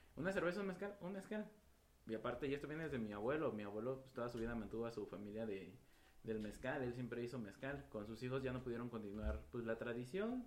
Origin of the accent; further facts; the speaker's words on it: Nejapa / Oaxaca mezcal town, Mexico; iniciamos una maquila en Neuatlán, de donde soy, con mi familia